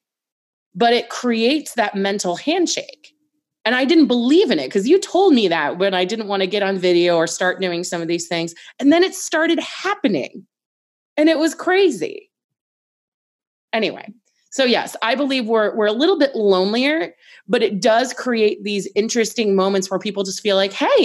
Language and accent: English; Annapolis, Maryland, United States; I'm from Annapolis